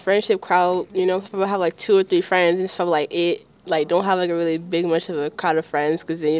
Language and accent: English; Oakland, California, United States; I'm from Oakland, California.